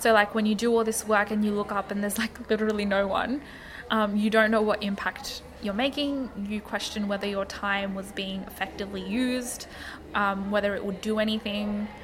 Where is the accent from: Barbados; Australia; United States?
Australia; I'm not black, I'm Bengali Australian